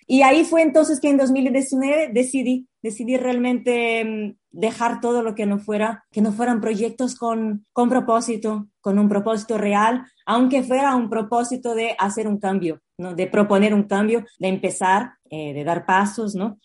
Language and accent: Spanish; Brazil; Spanish is a second language; moved away as an adult; now in Spain; soy brasileña, vivo en España hace casi 11 años ya ahora